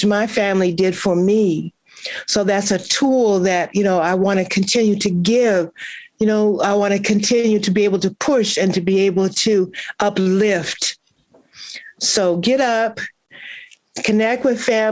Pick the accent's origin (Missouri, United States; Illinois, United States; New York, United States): Missouri, United States; Kansas City; moved away; I'm from Kansas City, Missouri